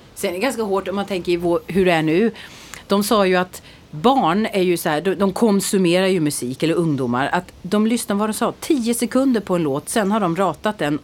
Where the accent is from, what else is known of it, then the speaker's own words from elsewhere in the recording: Växjö, Kronoberg County, Sweden; Växjö där jag är ifrån